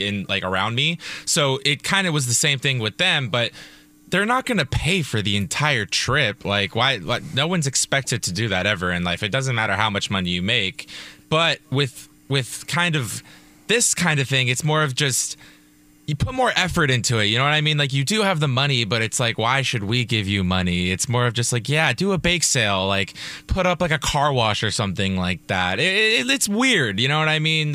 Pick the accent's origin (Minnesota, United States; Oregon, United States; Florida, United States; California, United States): California, United States; Calabasas; I grew up in Calabasas